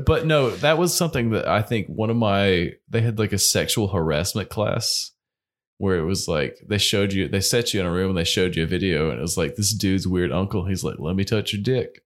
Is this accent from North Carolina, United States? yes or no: yes; North Carolina, United States; Growing up in North Carolina